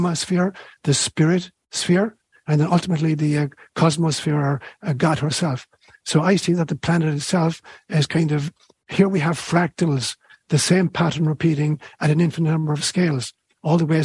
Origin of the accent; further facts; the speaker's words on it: Ireland; moved away; when I was a kid growing up in Ireland